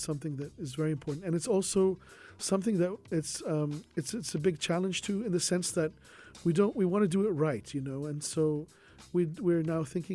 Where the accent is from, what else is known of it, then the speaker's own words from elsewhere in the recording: Bahrain; also born or lived in Japan / South Korea; now in Sharjah, United Arab Emirates; I myself, I'm from Bahrain